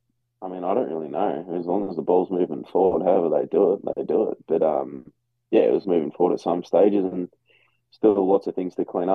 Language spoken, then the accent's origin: English; Australia; accent: Australian; now in Iowa, United States